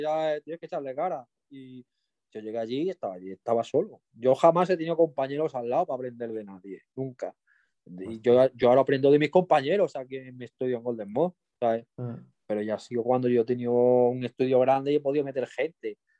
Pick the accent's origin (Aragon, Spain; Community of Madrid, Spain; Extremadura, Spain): Extremadura, Spain; also born or lived in Mallorca; now in Cáceres, Spain; Yo me considero extremeño, yo nací en Mallorca, pero yo, yo me he criado en Extremadura.